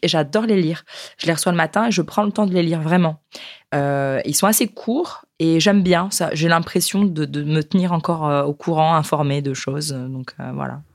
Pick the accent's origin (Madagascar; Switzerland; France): France; nous chez nous en France